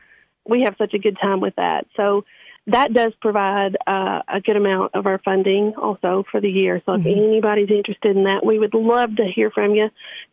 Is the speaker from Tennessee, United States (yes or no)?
yes; DeKalb County, Tennessee, United States; I'm from DeKalb County and intentionally practice in DeKalb County because it's much needed.